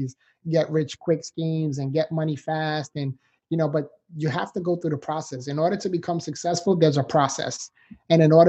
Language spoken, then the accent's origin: English; New York City, New York, United States; moved away as an adult; now in Florida, United States; I was born and raised in the Bronx, New York. So I'm a city boy, but now I live in Florida, sunshine state.